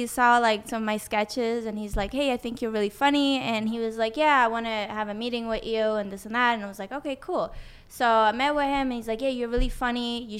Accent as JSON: {"language": "English", "country": "Sweden", "tie": "born or raised there", "also_born_or_lived": "Tehran, Iran / San Diego, United States", "second_language": "English", "moved": "yes"}